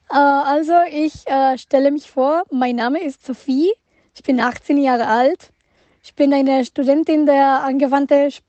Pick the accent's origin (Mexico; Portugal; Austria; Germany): Mexico; German is a second language; ich komme aus Mexiko und bin stolz darauf, weil ich merke, ich habe gemerkt, dass ich die Einzige aus Mexiko bin